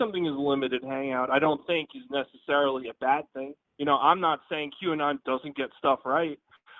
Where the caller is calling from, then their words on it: Pennsylvania, United States; from Pennsylvania.